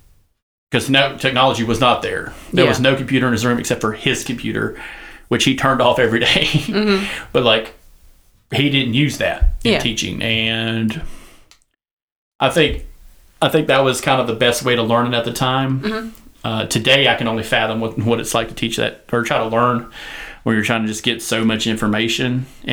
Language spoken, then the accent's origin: English; the South, United States; accent: southern; I lost my accent, and then I used the whole word like this, and I could hide my southern accent until I get angry.